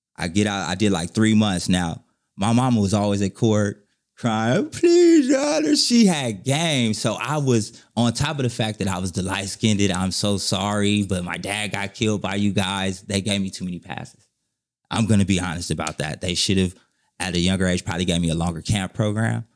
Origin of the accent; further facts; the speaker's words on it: Inglewood, California, United States; I'm from Inglewood